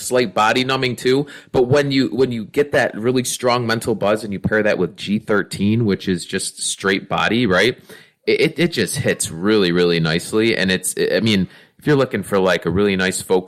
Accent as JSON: {"language": "English", "region": "Northeast", "country": "United States", "tie": "born or raised there", "said": "growing up in the Northeast"}